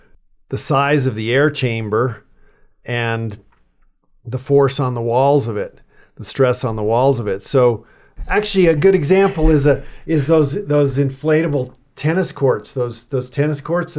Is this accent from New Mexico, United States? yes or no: yes; Los Alamos, New Mexico, United States; I grew up in Los Alamos, New Mexico.